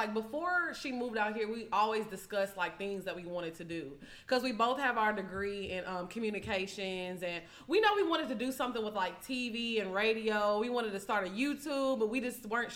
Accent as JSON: {"language": "English", "town": "Orange", "region": "Texas", "country": "United States", "also_born_or_lived": "Houston, Texas", "moved": "as an adult", "lives_now": "Atlanta, United States", "said": "I'm from a small town. It's called Orange, Texas"}